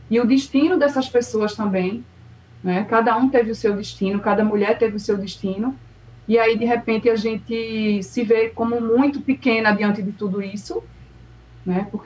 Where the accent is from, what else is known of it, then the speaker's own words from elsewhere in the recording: Northeast Region, Brazil; born there; bem, sou brasileira. E agora nasci, estou no Nordeste, nasci aqui, ok.